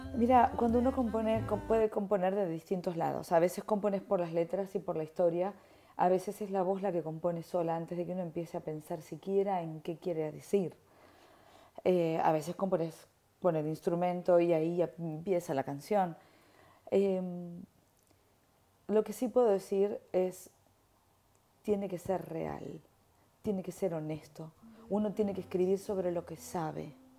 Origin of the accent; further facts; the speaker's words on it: Argentina; moved away; soy argentina